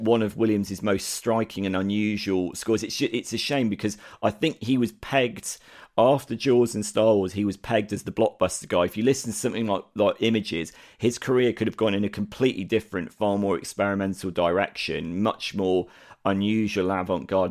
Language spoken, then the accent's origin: English; United Kingdom; as a Brit, this means nothing to me